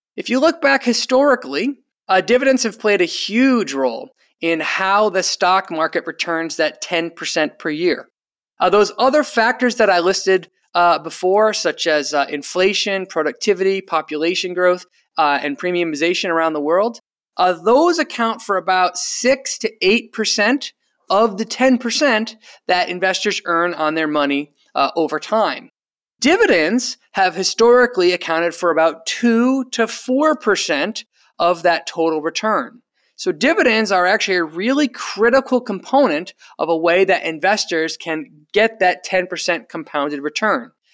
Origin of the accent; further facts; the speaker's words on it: Rhode Island, United States; my home state, uh, of Rhode Island